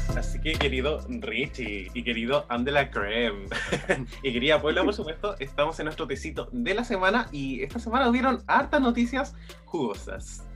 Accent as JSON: {"language": "Spanish", "country": "Chile", "said": "todos los chilenos que estamos"}